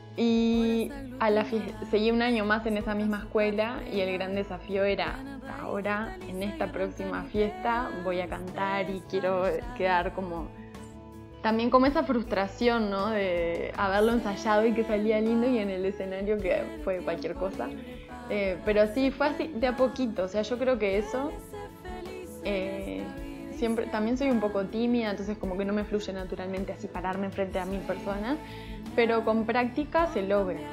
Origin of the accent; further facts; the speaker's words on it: Montevideo, Uruguay; now in Mexico City, Mexico; Soy de Montevideo, Uruguay, que es la capital de Uruguay. Em, Vivo en Ciudad de México.